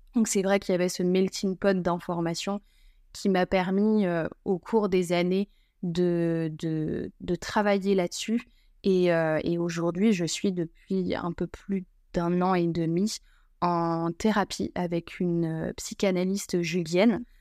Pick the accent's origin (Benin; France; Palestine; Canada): France; northern France; je suis originaire du nord de la France